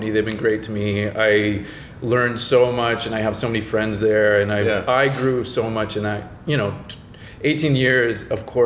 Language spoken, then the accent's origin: English; Florida, United States; now in Los Angeles, United States; I'm from Florida.